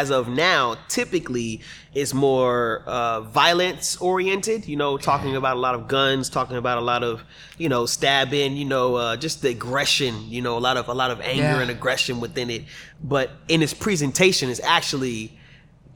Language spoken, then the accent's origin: English; Texas, United States; also born or lived in New Jersey; we moved to Texas when I was like 8 years old. So all I really know is Texas